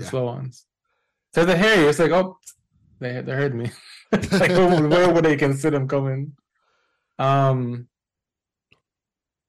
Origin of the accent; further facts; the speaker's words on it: Jamaica; now in New York, United States; I'm a Jamaican born and raised game developer, currently living in New York.